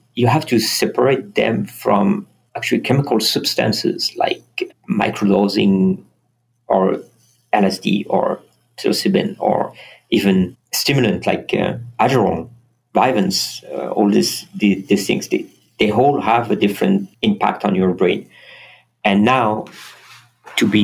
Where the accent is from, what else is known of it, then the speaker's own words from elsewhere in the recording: France; moved away; also born or lived in Strasbourg / south of France; I was born in France